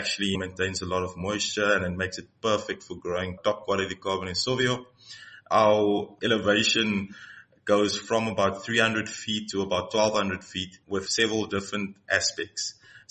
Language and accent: English; George, Western Cape, South Africa; Carratara is a small village close to George, where I grew up in the Garden Route.